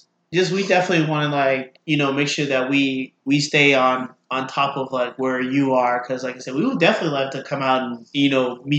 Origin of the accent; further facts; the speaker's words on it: California, United States; moved away; I'm from Cali